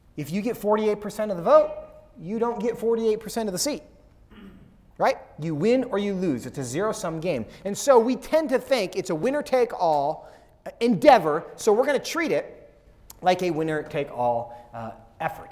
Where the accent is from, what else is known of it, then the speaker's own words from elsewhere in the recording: Seattle, Washington, United States; now in Texas, United States; I'm from Seattle.